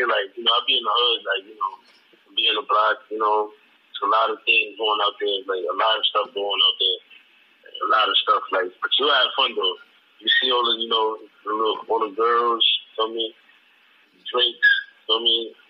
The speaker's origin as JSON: {"language": "English", "country": "Jamaica", "said": "Like, I'm Jamaican, right? So, like, I'm Jamaican and I got Spanish songs."}